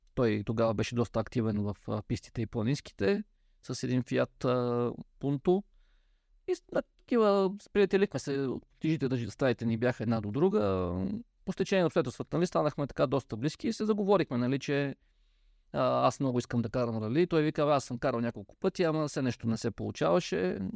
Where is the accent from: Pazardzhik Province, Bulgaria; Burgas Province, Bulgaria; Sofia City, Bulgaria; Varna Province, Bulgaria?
Pazardzhik Province, Bulgaria; Peshtera; аз съм от Пещера, град с, бих казал, доста дълги традиции в автомобилния спорт